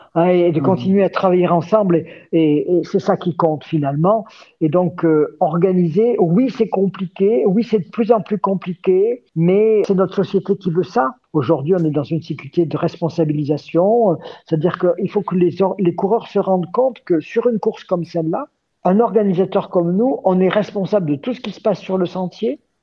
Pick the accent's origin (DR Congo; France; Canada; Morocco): France; Gap, Provence-Alpes-Côte d'Azur; born or raised there; moved away as an adult